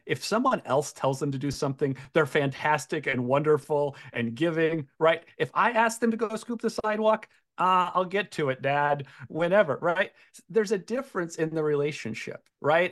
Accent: Iowa, United States; we're all from Iowa

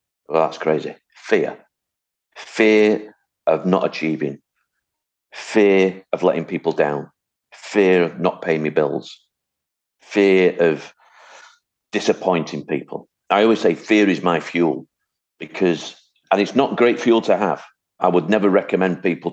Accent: Hattersley, North West England, United Kingdom; also born or lived in Wythenshawe; I was born in Withinshaw, brought up on a council estate called Hattersley

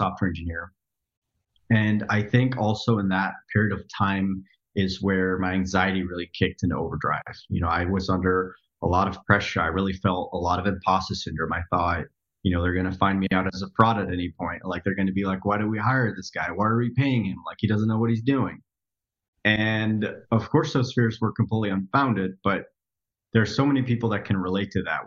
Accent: Netherlands; moved away as an adult; now in United States; So I grew up in the Netherlands. I was born and raised in Europe, lived there for 20 years.

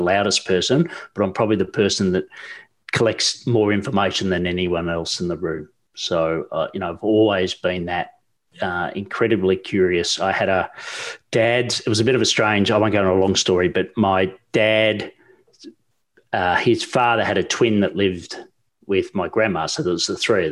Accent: Australia; growing up in Australia

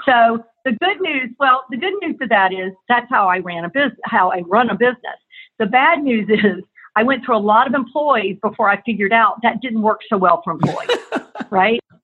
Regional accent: Tallahassee, Florida, United States; moved away as an adult; also born or lived in Atlanta, Georgia; I was from and born and raised in Tallahassee, Florida

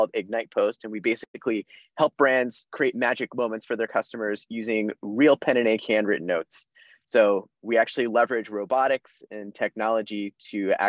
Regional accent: central/South New Jersey, United States; moved away as an adult; now in Boston, United States; I am originally from New Jersey. So I grew up in central/South New Jersey

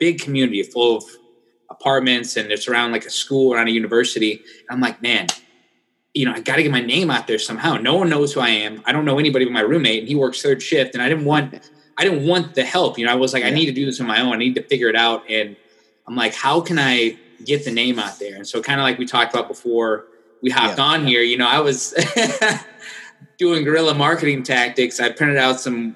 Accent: Iowa, United States; moved away as an adult; now in South Florida, United States; I'm actually from Iowa, as you can see this over here. Yeah. I got my Iowa banner. So I'm from Iowa. And then that's where I went to school

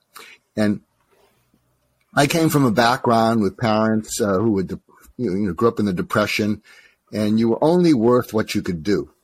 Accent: outside of Boston, Massachusetts, United States; moved away as an adult; also born or lived in Topeka, Kansas / Los Angeles; I grew up outside of Boston

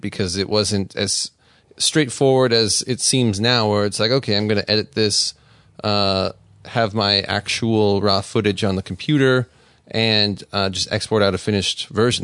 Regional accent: Las Vegas, Nevada, United States; I'm from Vegas

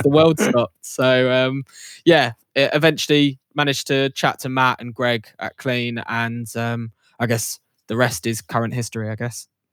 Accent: Essex, East of England, United Kingdom; also born or lived in York; growing up in Essex, London had always been on the peripheral

